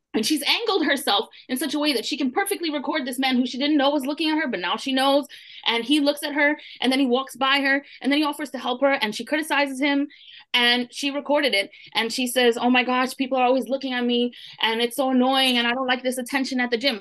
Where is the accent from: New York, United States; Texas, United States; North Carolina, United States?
New York, United States; Brooklyn; I'm from Brooklyn, and I'm Puerto Rican